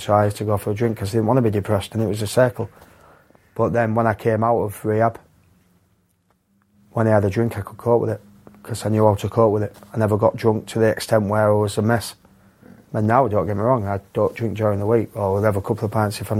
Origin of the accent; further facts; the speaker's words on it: Yorkshire and the Humber, United Kingdom; I'm a Yorkshireman